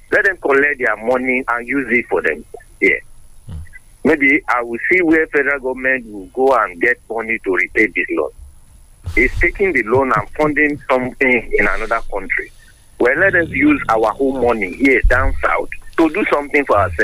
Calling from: Ifo, Ogun State, Nigeria; I'm calling from Ifo.

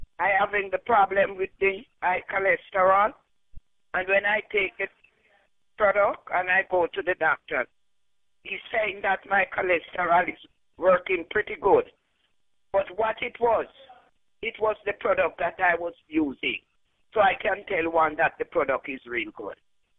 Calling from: Florida, United States; I am calling from Florida

